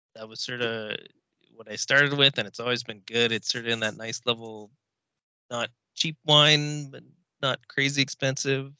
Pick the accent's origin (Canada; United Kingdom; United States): Canada; Victoria, British Columbia; also born or lived in Kamloops, Canada / Okanagan, Canada; I was born in the Okanagan, technically um, in Kamloops, but I've been in Victoria since I was five. So I'm really from the island